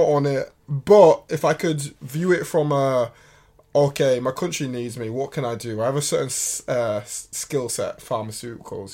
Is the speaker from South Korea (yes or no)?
no; United Kingdom; I am British